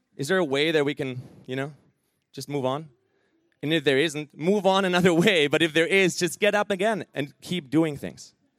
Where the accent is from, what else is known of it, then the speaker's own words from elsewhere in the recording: Germany; moved away; I'm originally from Germany